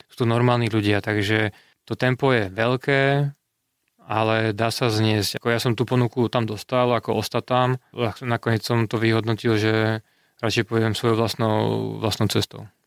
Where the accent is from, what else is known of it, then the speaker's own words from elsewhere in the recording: Slovakia; moved away as an adult; now in Czech Republic; ja som Slovák